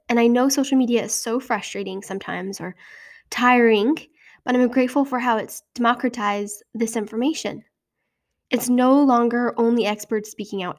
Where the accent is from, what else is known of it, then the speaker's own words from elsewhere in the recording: Utah, United States; moved away; In my home state of Utah